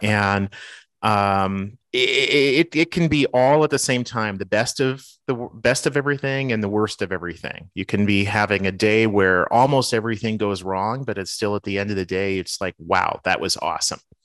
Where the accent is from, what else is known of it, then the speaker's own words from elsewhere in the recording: Winnipeg, Manitoba, Canada; now in Minneapolis, United States; the city that I grew up in, which is Winnipeg